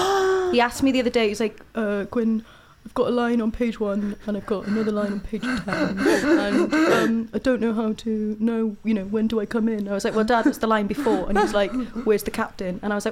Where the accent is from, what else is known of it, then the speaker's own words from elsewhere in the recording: Wales, United Kingdom; I'm Welsh-speaking, I'm quite pro-Welsh independence